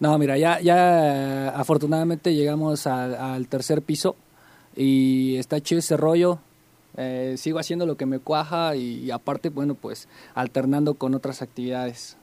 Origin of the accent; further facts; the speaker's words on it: Tolcayuca, Hidalgo, Mexico; now in Pachuca, Mexico; originalmente yo crecí en Tolcayuca